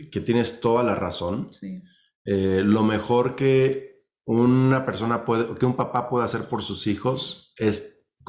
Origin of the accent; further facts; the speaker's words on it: Mexico; aunque los dos tenemos familias que crecimos en México, viven en México, pero nuestros papás son de Estados Unidos, somos biculturales, bilingües.